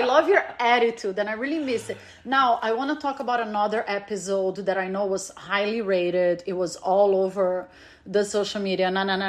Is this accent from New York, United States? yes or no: no; California, United States; growing up in California